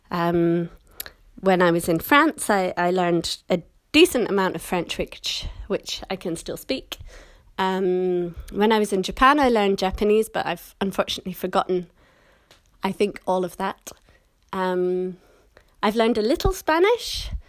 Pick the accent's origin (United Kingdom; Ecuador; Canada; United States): United Kingdom; Scotland; accent: British; moved away as an adult; now in London, United Kingdom; I was born and raised in Scotland, but I've lived in London for a long time, so my accent is more or less kind of standard British now with a few little Scottish parts.